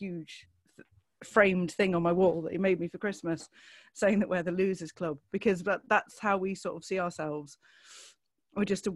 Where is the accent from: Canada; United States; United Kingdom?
United Kingdom; Lincolnshire, East Midlands; I'm from Lincolnshire